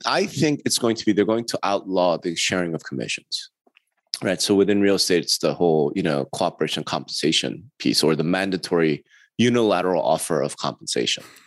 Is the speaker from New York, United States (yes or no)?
yes; New York, United States; I'm from the East Side, baby. I'm from New York.